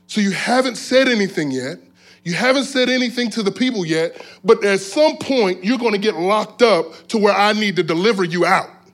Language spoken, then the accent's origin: English; South Florida, United States; I'm from South Florida. And so, um, in South Florida, growing up as a, as a teenager